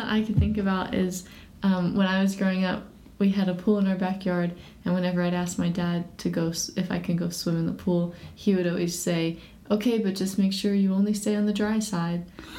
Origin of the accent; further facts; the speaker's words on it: New York, United States; moved away as an adult; now in Georgia, United States; I grew up in New York and went to college in New York and then came down to Georgia for chiropractic school, and I've been here ever since.